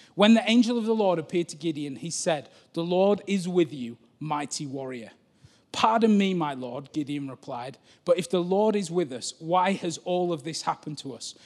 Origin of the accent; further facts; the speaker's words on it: Cumbria, North West England, United Kingdom; I'm from Cumbria